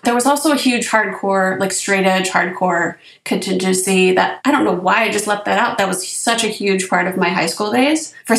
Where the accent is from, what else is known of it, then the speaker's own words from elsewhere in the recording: Orange County, California, United States; I grew up in Orange County.